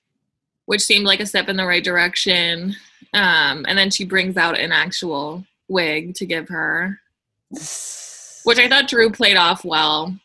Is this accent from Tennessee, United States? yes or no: no; Scottsdale, Arizona, United States